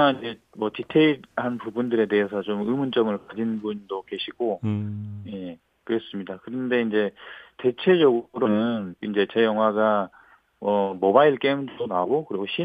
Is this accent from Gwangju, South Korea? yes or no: yes; Gwangju, South Korea; 네네 그렇습니다. 지금도 광주에 살고 있고